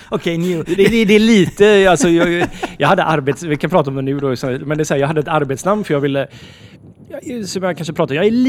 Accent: Sweden; vi är så identitetslösa som svenskar så vi gärna bara så här snor en annans kultur

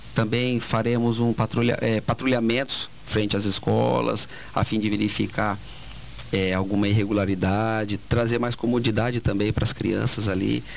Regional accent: Maringá, Paraná, Brazil; moved away as an adult; also born or lived in Cachoeirinha, Rio Grande do Sul; now in Parobé, Brazil; Eu venho do Paraná, da cidade de Maringá.

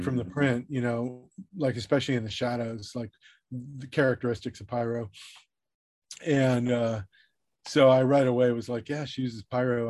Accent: Southern California, United States; I grew up in Southern California.

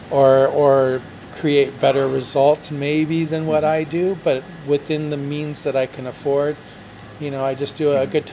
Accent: United States; moved away as an adult; now in Mexico; Absolutely, well, I'm American.

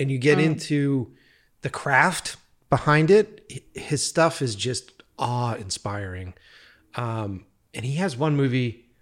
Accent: East Coast, United States; now in Los Angeles, United States; I'm from the East Coast

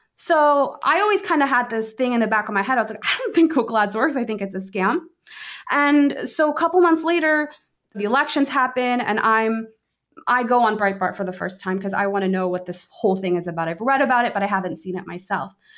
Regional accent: Washington, District of Columbia, United States; I grew up in the D C area.

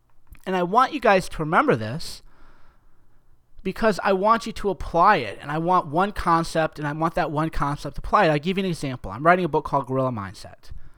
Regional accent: New York, United States; Mike, talk faster, man. I'm from New York. You're too slow, man.

